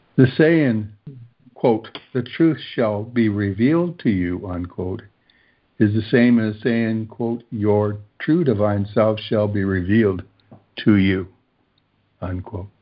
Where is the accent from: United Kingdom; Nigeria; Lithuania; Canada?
Canada; Toronto, Ontario; now in Belleville, Canada; I grew up in Toronto as well